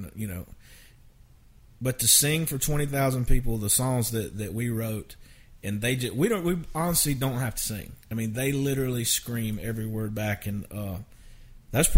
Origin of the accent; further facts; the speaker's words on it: Valdosta, Georgia, United States; moved away as an adult; now in Nashville, United States; I grew up in Valdosta, Georgia, which is the winningest high school football team of all time